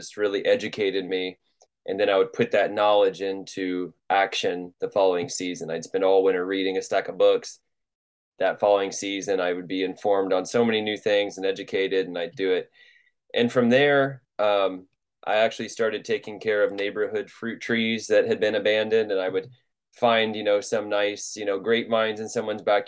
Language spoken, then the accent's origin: English; Louisville, Kentucky, United States; I'm from Louisville, Kentucky, and I grew up there